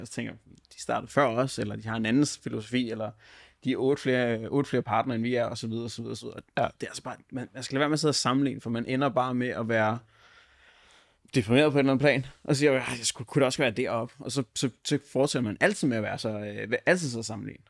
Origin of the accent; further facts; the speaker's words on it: North Zealand, Capital Region of Denmark, Denmark; jeg kommer fra Nordsjælland